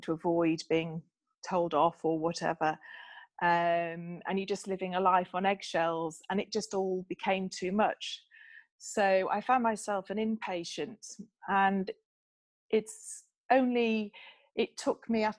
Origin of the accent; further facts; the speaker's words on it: Bramhope, Yorkshire and the Humber, United Kingdom; I grew up in Yorkshire in a small village called Bramhope.